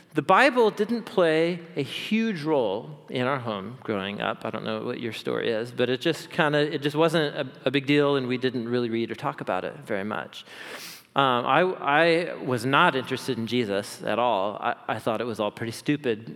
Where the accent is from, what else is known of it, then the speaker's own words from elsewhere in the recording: Portland, Oregon, United States; I grew up here in Portland